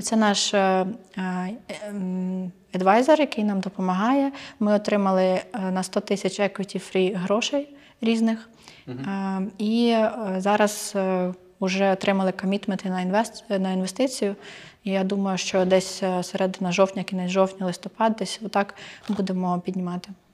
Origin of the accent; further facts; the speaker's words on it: Ukraine; для мене, для українки